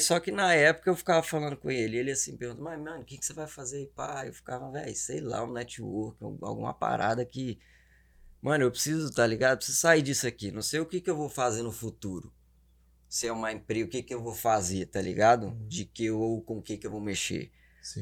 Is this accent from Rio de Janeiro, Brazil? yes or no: no; Belo Horizonte, Minas Gerais, Brazil; accent: mineiro; moved away; also born or lived in Governador Valadares; Zona Leste BH, Boa Vista